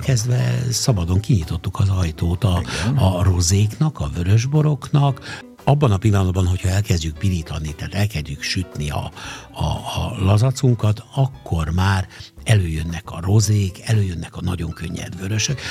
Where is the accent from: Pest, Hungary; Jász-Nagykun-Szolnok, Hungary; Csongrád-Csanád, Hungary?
Csongrád-Csanád, Hungary; Szeged; én szegedi vagyok